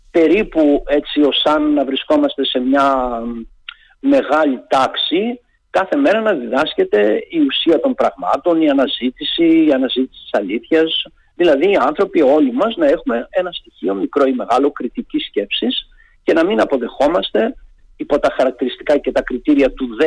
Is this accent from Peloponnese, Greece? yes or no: yes; Peloponnese, Greece; Εγώ είμαι από τη Λακωνία και πίσω από τα βουνά ε, του χωριού μου, όταν ανεβαίναμε και πηγαίναμε τα πρωινά στα χωράφια και είχε καθαρό καιρό, βλέπαμε την Κρήτη.